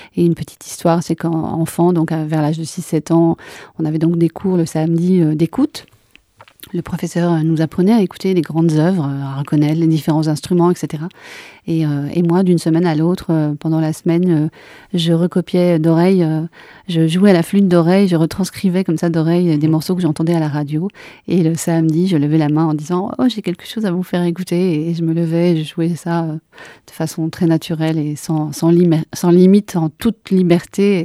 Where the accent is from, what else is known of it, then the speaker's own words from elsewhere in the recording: Cantal, Auvergne-Rhône-Alpes, France; now in Liège, Belgium; je suis née dans le Cantal